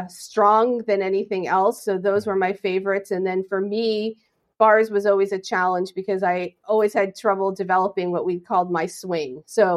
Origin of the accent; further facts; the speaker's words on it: New Jersey, United States; moved away as an adult; I grew up in New Jersey.